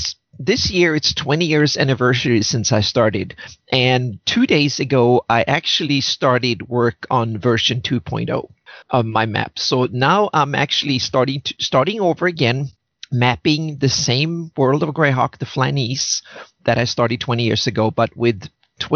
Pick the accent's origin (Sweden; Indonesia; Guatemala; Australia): Sweden; moved away as an adult; now in California, United States; I grew up in Sweden and moved to California 7 years ago.